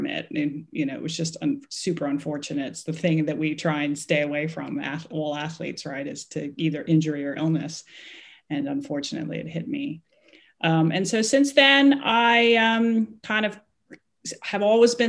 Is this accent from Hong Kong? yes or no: yes; Hong Kong; I am from Hong Kong. I was born and raised there